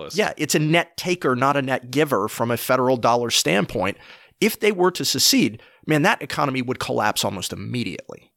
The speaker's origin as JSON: {"language": "English", "region": "Appalachia", "country": "United States", "tie": "born or raised there", "said": "I grew up in Appalachia. I've spent much of my life in Appalachia."}